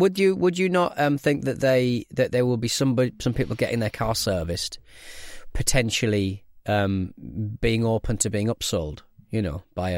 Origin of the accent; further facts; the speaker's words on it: London, United Kingdom; I'm from Audi, South London.